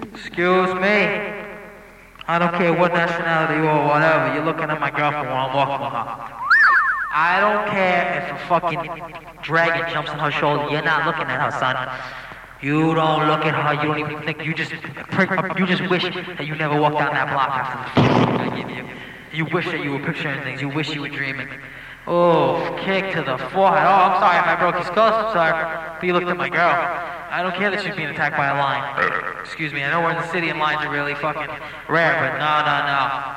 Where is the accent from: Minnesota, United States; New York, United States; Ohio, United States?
New York, United States; Brooklyn; Trust me. I'm from Brooklyn.